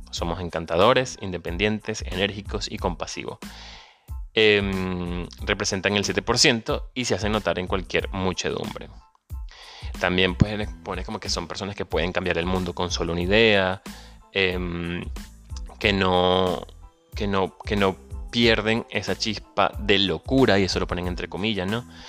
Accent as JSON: {"language": "Spanish", "country": "Venezuela", "moved": "yes", "said": "Soy venezolano"}